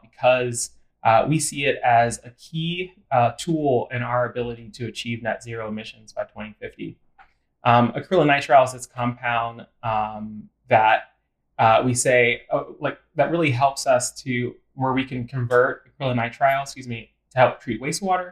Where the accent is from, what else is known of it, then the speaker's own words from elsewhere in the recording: Western Pennsylvania, United States; moved away as an adult; also born or lived in Memphis, Tennessee; I'm actually originally from Western Pennsylvania.